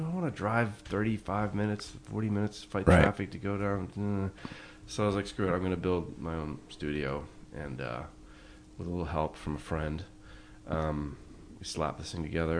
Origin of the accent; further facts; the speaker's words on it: Washington, District of Columbia, United States; also born or lived in New York / Kensington, Maryland; I was born in Washington, D.C., at the Washington Hospital Center. And my mother is Australian. My father emigrated there in the early 60s, and that's where they met.